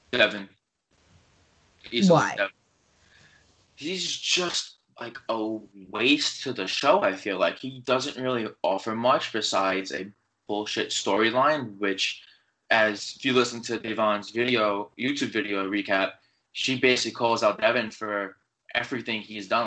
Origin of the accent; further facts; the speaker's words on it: New York, United States; I'm from New York